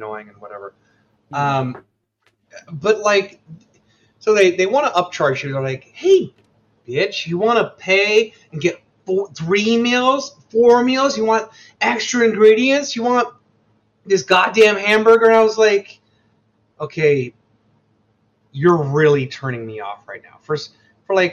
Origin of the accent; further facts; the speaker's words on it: Midwest, United States; I'm from the Midwest